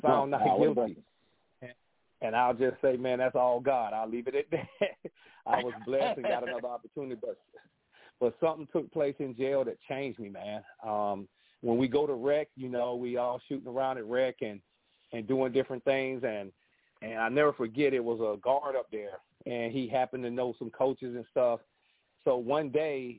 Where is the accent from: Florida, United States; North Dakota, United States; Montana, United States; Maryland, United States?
Florida, United States; Jacksonville; I'm from Jacksonville, Florida